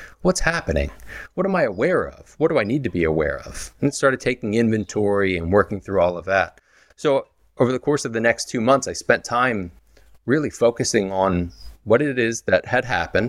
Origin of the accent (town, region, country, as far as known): Philadelphia, Pennsylvania, United States